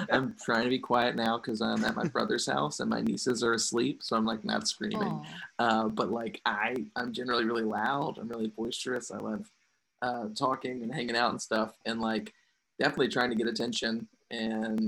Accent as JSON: {"language": "English", "town": "Cartersville", "region": "Virginia", "country": "United States", "tie": "born or raised there", "also_born_or_lived": "Farmville, Virginia", "said": "Super religious household. Uh-huh. In Cartersville, Virginia, which is such a small place"}